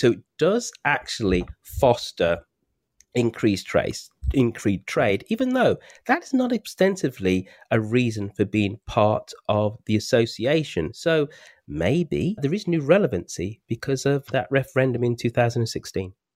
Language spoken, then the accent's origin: English; Birmingham, West Midlands, United Kingdom; my home city, my hometown of Birmingham